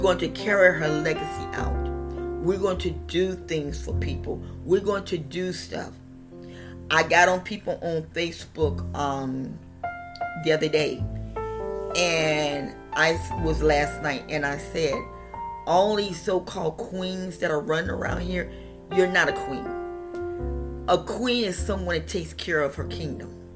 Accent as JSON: {"language": "English", "region": "West Virginia", "country": "United States", "tie": "born or raised there", "said": "I was born in West Virginia"}